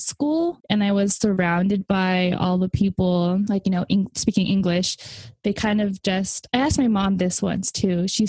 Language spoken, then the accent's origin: English; United States; I grew up in America